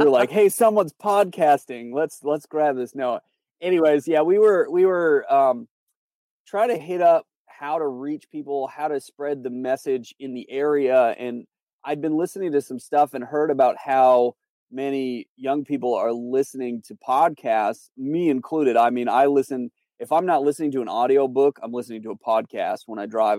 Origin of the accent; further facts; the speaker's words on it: Canada; moved away as an adult; also born or lived in North Carolina; now in Charlotte, United States; I'm from Canada, so that's where I was born, raised, my family's there.